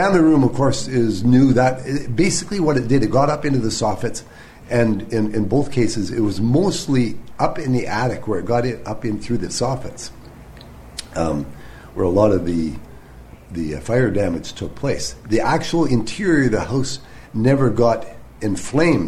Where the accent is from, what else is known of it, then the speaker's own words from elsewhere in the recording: Ontario, Canada; moved away as an adult; also born or lived in Alberta; now in Steinbach, Canada; I'm from Ontario